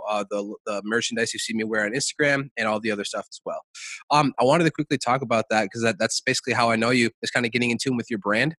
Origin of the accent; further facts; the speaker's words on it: Savage, Minnesota, United States; I'm from Savage